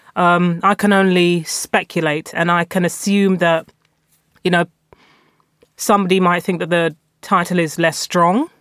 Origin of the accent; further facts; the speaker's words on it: London, United Kingdom; also born or lived in North West England; I'm a Londoner through and through. I moved around London um, throughout my formative years. I was born in East London